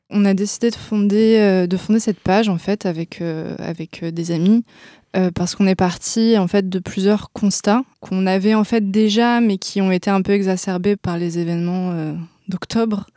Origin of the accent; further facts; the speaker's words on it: France; je suis euh, française